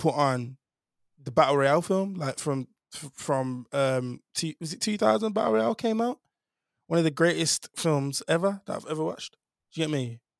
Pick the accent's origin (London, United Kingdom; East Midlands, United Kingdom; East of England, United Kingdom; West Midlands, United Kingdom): West Midlands, United Kingdom; Birmingham; a Jamaican man from, uh, Birmingham